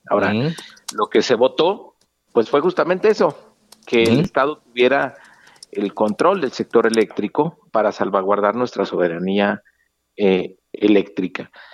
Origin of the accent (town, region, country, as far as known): Mexico